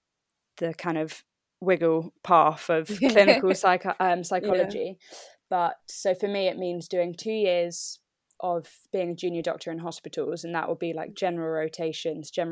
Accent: London, United Kingdom; moved away as an adult; now in Yeovil, United Kingdom; I am from London. Grew up in London

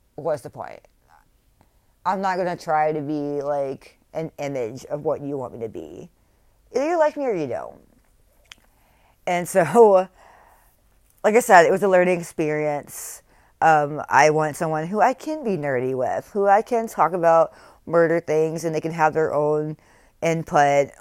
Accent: North Carolina, United States; also born or lived in Texas; I'm from North Carolina

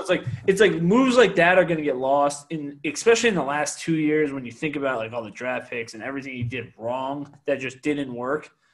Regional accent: Connecticut, United States; I'm from Connecticut, so I'm a UConn guy

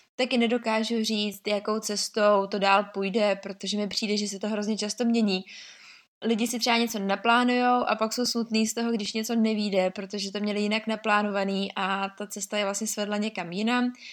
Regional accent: Liberec, Liberec Region, Czechia; jsem z Liberce

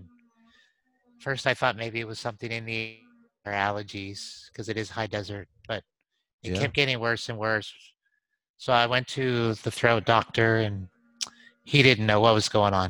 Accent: New Mexico, United States; now in Austin, United States; I'm from New Mexico in Austin.

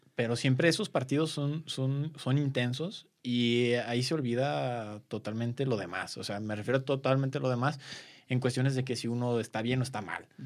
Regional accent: Guadalajara, Jalisco, Mexico; yo soy de Guadalajara

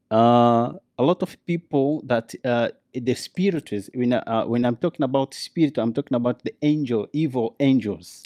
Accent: Luanda, Luanda Province, Angola; English is a second language; I was born in Luanda, the capital city of Angola.

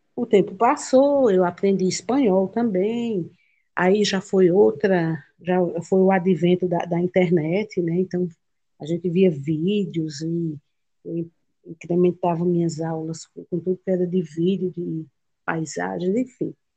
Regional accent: Buíque, Pernambuco, Brazil; also born or lived in São Paulo; E em 77, quando eu já tinha nove anos de idade, eles vieram e se estabeleceram aqui em Pernambuco, no município de Buíque

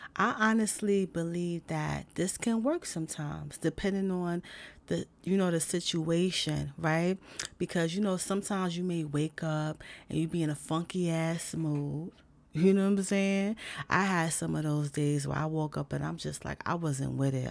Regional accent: New York City, New York, United States; I'm from the big city I'm from New York City

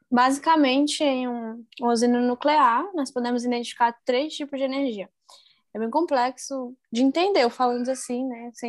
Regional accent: Brasília, Federal District, Brazil; now in Angra dos Reis, Brazil; Eu vim de Brasília para trabalhar aqui em Angra.

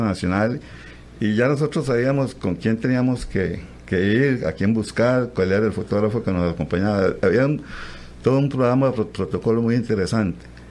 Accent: Bagaces, Guanacaste, Costa Rica; Bagaces, donde soy nativo

